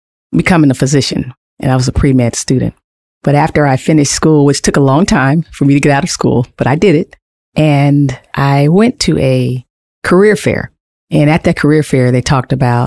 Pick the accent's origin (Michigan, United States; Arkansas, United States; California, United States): California, United States; Los Angeles; moved away; back in my hometown of Los Angeles